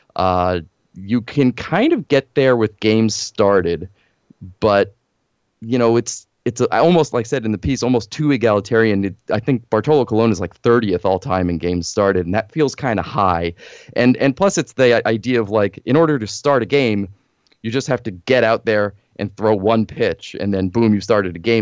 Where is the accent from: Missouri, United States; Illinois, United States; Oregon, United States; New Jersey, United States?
New Jersey, United States; northern; I grew up in New Jersey, northern New Jersey